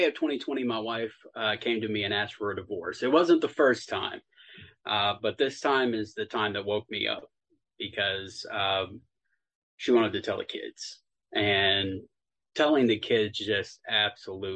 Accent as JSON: {"language": "English", "region": "Texas", "country": "United States", "moved": "yes", "lives_now": "Tennessee, United States", "said": "I'm actually from Texas."}